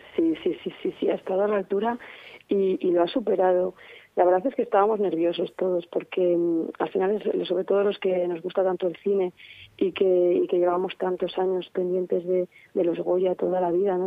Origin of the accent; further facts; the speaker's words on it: Valladolid, Castile and León, Spain; Como vallisoletana